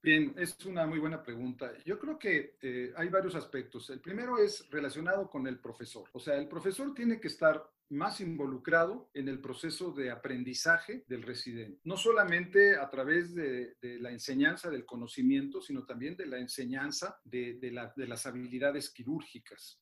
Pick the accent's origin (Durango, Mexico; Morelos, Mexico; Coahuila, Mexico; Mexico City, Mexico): Mexico City, Mexico; Orgullosamente soy del rumbo de Santa Julia, de la colonia San Rafael